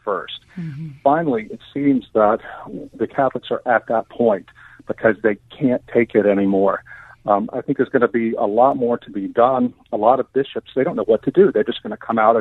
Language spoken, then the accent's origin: English; Baton Rouge, Louisiana, United States; born or raised there